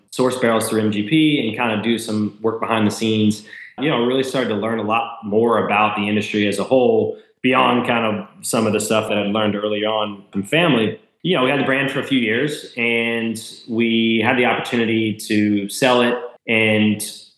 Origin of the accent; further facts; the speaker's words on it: Lawrenceburg, Indiana, United States; I grew up in Lawrenceburg, Indiana